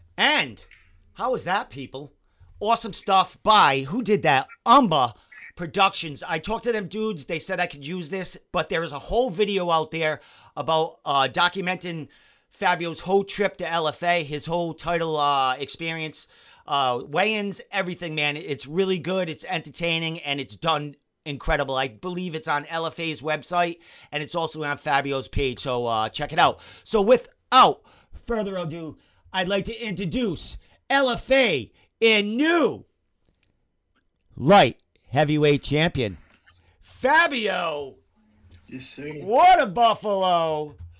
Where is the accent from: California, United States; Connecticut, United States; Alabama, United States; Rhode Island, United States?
Rhode Island, United States; Providence; I'm from Providence. That's how I talk.